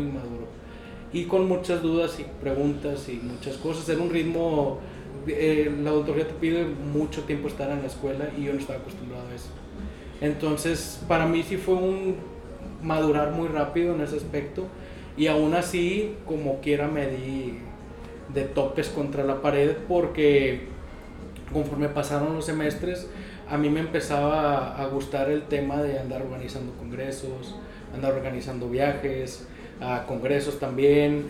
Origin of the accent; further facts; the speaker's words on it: Monterrey, Nuevo León, Mexico; yo soy originario de aquí de Monterrey